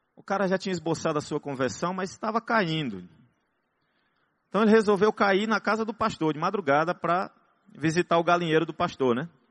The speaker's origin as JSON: {"language": "Portuguese", "town": "Teresina", "region": "Piauí", "country": "Brazil", "said": "Nós somos de Teresina, terra de um sol arretado."}